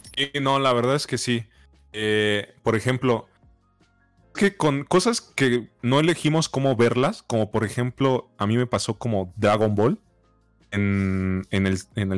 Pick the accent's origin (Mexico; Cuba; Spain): Mexico; no tenemos un acento tan marcado como un argentino, un uruguayo, un chileno